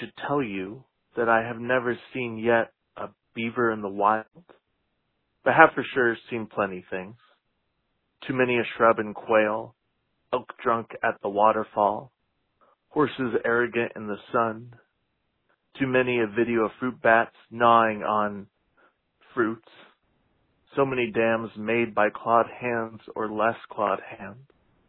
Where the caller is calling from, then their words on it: Boston, Massachusetts, United States; I'm calling from Boston, Massachusetts